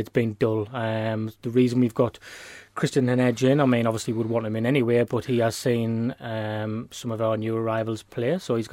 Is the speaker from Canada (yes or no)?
no; Sunderland, North East England, United Kingdom; I'm from Grindon